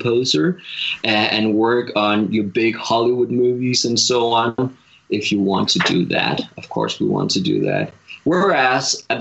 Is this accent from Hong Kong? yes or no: no; Denmark; moved away as an adult; now in Los Angeles, United States; being a farmer in Denmark, where I grew up